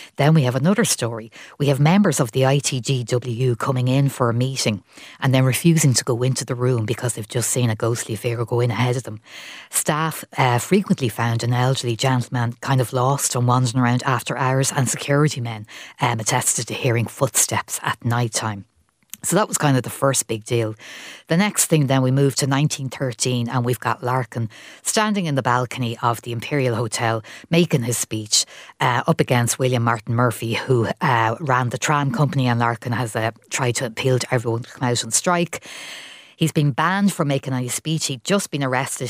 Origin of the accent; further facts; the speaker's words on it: Ireland; I'm originally from Tallow, but I went to the Savoy a lot